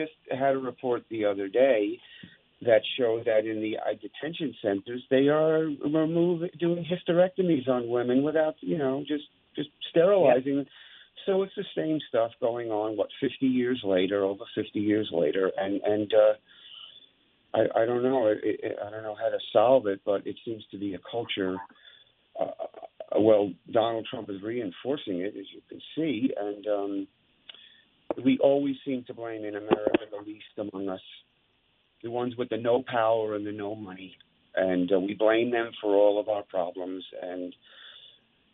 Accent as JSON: {"language": "English", "area": "Long Island", "region": "New York", "country": "United States", "tie": "born or raised there", "said": "when I grew up on Long Island"}